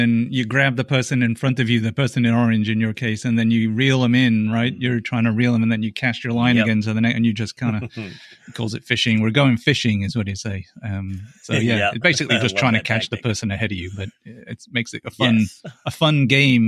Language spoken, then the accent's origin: English; England, United Kingdom; now in United States; I'm English, so I go back to England and I race over in England.